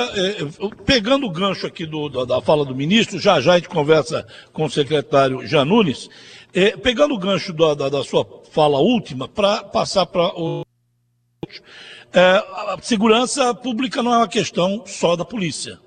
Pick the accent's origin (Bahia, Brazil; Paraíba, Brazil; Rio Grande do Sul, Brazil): Paraíba, Brazil; nós que somos da Paraíba